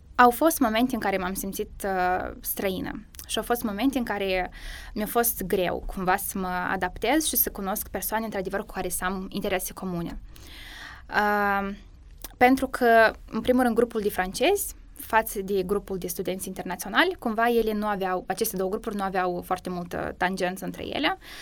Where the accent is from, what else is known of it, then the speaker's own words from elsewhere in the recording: Moldova; moved away as an adult; now in Cluj-Napoca, Romania; eu sunt prima din Republica Moldova